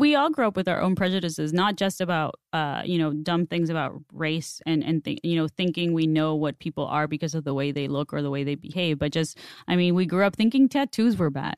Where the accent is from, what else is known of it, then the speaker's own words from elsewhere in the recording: Mexicali, Baja California, Mexico; first language Spanish; English is a second language; moved away as an adult; also born or lived in San Diego; now in Los Angeles, United States; in Mexicali, like, in my hometown